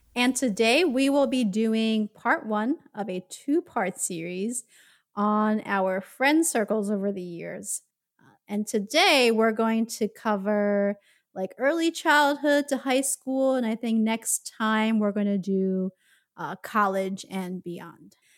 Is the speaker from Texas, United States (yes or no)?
no; Philadelphia, Pennsylvania, United States; growing up in North Philadelphia